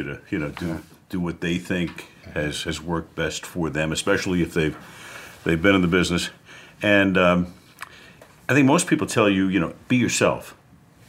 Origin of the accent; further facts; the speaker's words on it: New York City, New York, United States; I was growing up in Brooklyn